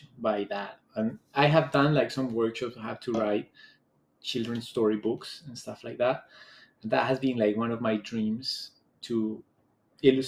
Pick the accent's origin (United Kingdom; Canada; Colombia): Colombia; Bogotá, Bogotá Capital District; moved away as an adult; also born or lived in Thailand; now in Bangkok, Thailand; I am from Bogota, Colombia, which is a very diverse country.